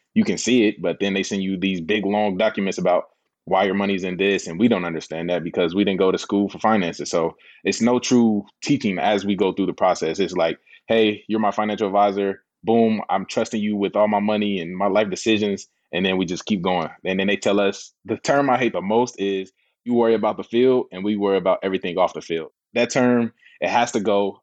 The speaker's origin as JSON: {"language": "English", "town": "Indianapolis", "region": "Indiana", "country": "United States", "tie": "born or raised there", "said": "I'm from the east side of Indianapolis, not the best area. We don't have the best resources and things like that, but we didn't know that growing up"}